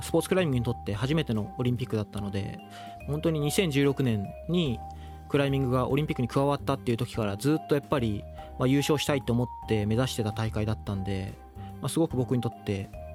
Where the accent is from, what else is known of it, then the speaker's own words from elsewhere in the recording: Tochigi, Japan; now in Ibaraki, Japan; 栃木県出身